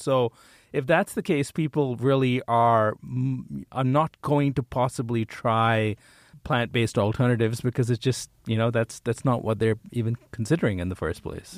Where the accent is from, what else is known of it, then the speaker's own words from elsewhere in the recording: India; moved away; I, I grew up in India.